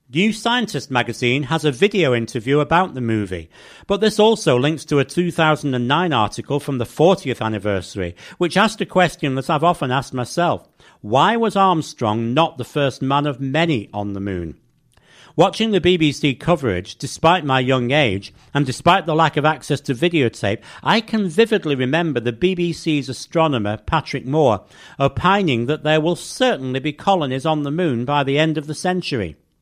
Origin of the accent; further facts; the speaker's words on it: England, United Kingdom; growing up in England